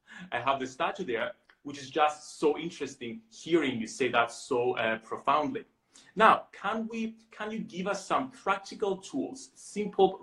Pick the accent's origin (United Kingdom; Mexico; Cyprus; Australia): Cyprus; I was born in Cyprus